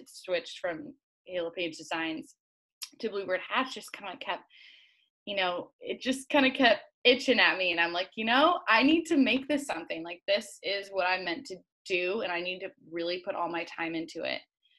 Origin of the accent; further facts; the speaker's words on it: Hood River, Oregon, United States; also born or lived in Utah / Nashville; I'm from Hood River, Oregon. It's a tiny little town on the border of Oregon and Washington. And it's a really active, like windsurfing, skiing, biking, hiking town. So a very little active town is where I grew up.